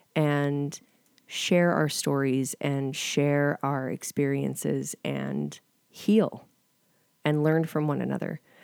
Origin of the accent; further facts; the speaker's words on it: Calgary, Alberta, Canada; I am from Calgary, but I've spent the last ten years in a small town